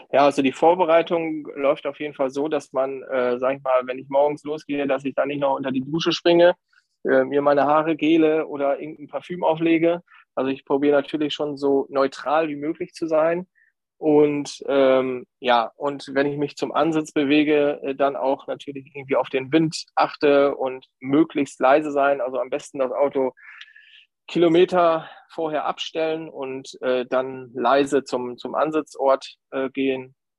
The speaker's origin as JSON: {"language": "German", "area": "County of Bentheim", "region": "Lower Saxony", "country": "Germany", "said": "Ich komme aus der Grafschaft Bentheim"}